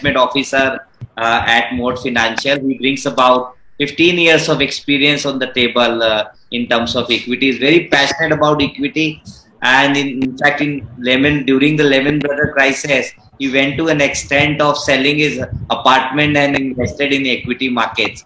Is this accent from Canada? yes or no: no; Pune, Maharashtra, India; I am from Pune